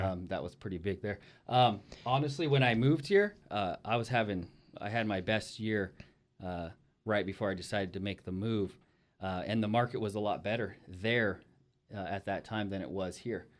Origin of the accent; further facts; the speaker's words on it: Ridgecrest, California, United States; moved away; my hometown is Ridgecrest, California